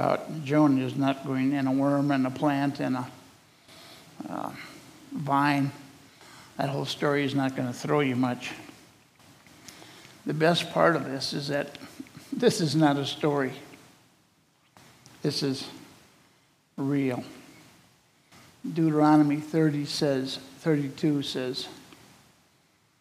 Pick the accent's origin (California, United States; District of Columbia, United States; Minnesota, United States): Minnesota, United States; growing up in Minnesota